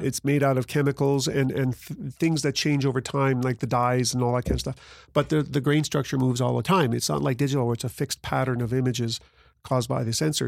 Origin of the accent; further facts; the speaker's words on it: Grande Prairie, Alberta, Canada; I'm from Grand Prairie